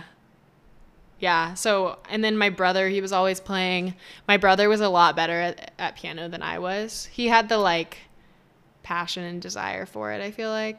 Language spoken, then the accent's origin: English; Las Vegas, Nevada, United States; also born or lived in Toronto; I'm from Vegas, born and raised, and I'm back.